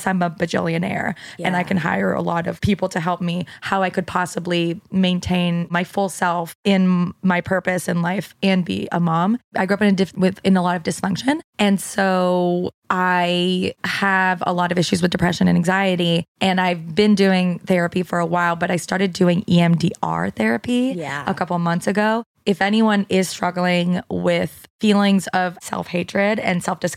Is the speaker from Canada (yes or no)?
yes; Canada; moved away as an adult; now in United States; once I moved to America, because I'm Canadian and in Canada, there's a lot more of a social safety net.